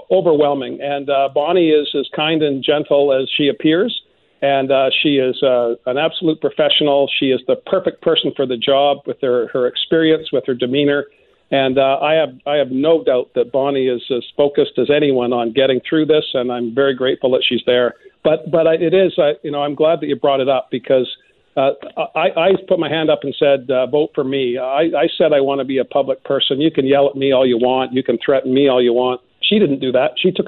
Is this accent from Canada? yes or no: yes; Vancouver Island, British Columbia, Canada; also born or lived in Australia; I grew up on Vancouver Island